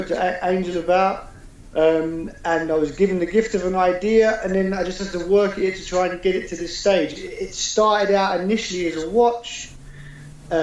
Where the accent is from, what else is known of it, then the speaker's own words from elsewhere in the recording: London, United Kingdom; moved away as an adult; now in Edinburgh, United Kingdom; I'm originally from London, and I moved up to Scotland about 8 years ago, and I've been here since